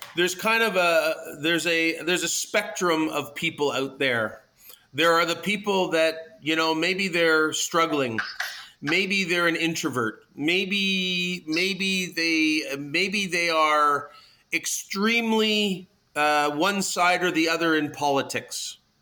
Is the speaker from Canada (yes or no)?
yes; Toronto, Ontario, Canada; I am uh, born and bred in Toronto